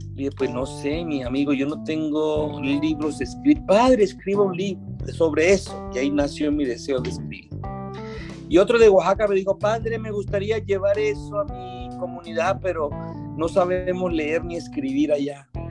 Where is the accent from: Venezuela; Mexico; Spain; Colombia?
Colombia; Colombian Atlantic coast, near Panama, Caribbean coast; moved away; yo nada más viví en mi parroquia, en mi pueblito colombiano, allá en la costa atlántica, cerca de Panamá